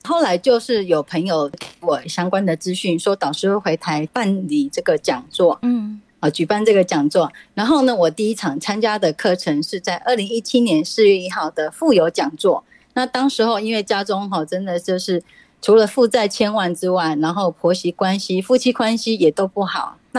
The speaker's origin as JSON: {"language": "Chinese", "region": "Taoyuan", "country": "Taiwan"}